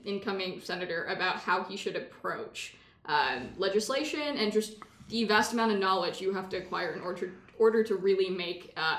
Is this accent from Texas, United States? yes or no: yes; Texas, United States; I'm from Texas.